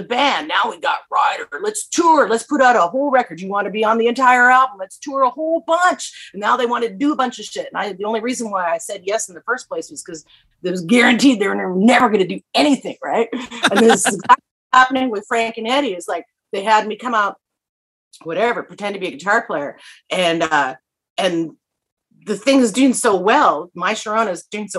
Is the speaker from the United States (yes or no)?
no; Vancouver, British Columbia, Canada; moved away; also born or lived in Saskatchewan; I was born in Vancouver